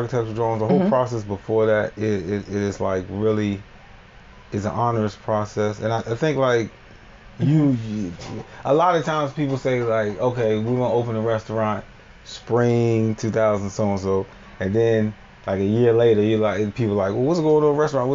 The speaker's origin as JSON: {"language": "English", "town": "Bowie", "region": "Maryland", "country": "United States", "tie": "born or raised there", "also_born_or_lived": "Washington, D.C.", "said": "I was raised in Prince George's County in the Bowie area"}